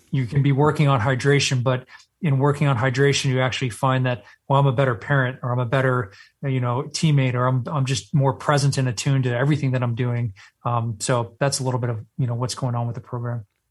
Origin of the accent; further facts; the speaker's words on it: Texas, United States; moved away; I was born and raised in Texas.